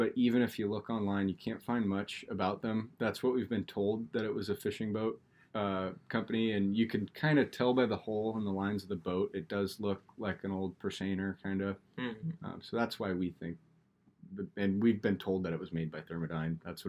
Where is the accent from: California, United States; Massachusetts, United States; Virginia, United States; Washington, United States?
Washington, United States; Gig Harbor; So Kenzie and I are both from the harbor. She was born in Seattle and moved down here. And then I've always lived around here.